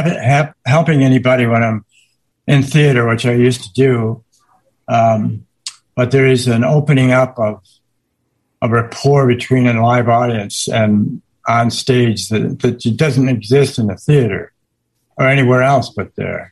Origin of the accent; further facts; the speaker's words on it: Midwest, United States; now in Seattle, United States; I grew up in the Middle West